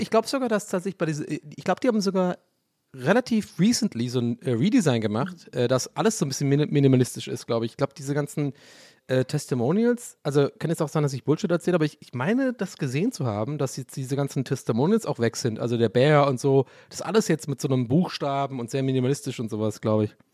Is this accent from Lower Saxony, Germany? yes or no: no; Tübingen, Baden-Württemberg, Germany; also born or lived in Prenzlauer Berg, Berlin; now in Berlin, Germany; in Richtung so Tübingen, wo ich aufgewachsen bin